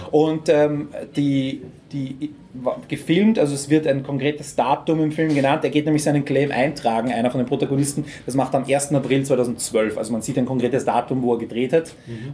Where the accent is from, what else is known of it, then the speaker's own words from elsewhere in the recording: Lower Austria, Austria; als Niederösterreicher